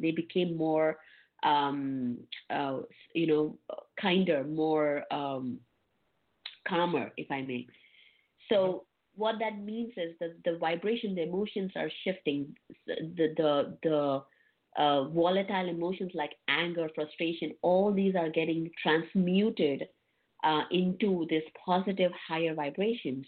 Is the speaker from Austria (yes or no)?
no; India; I was born in India, um, and uh, I was born in a very humble family